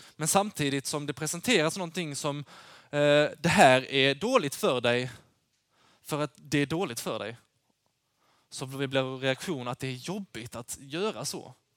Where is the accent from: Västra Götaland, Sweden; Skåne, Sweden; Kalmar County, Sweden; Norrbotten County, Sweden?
Skåne, Sweden; Lund; Jag kommer från, eh, Lund